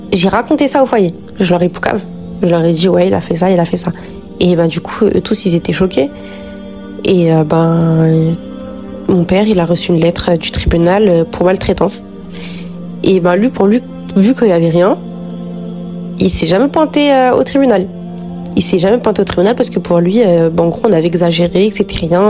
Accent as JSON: {"language": "French", "town": "Noisy-le-Grand", "region": "Île-de-France", "country": "France", "tie": "born or raised there", "said": "On a grandi à Noisy-le-Grand"}